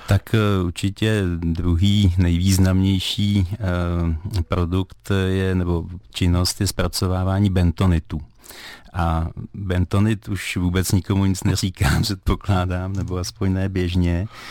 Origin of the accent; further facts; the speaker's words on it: Skalná, Karlovy Vary Region, Czechia; pocházím ze Skalné, která se jmenovala dříve Vilčtejn